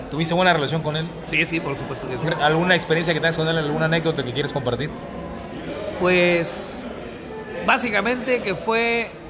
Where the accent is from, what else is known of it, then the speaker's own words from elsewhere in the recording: Veracruz, Mexico; Este, bueno, soy veracruzano